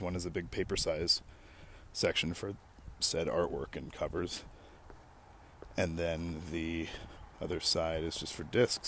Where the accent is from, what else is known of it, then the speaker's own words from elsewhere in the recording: Canada; I'm a Canadian, a proud Canadian at that.